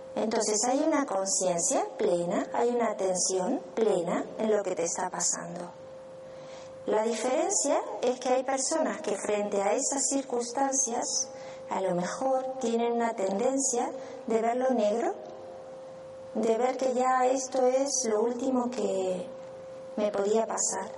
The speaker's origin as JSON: {"language": "Spanish", "country": "Argentina", "moved": "as an adult", "said": "yo soy de Argentina, pero bueno, ya hace 12 años que estoy aquí"}